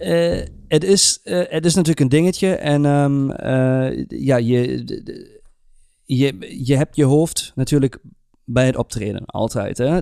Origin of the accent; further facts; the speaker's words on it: Germany; moved away; als een Duitser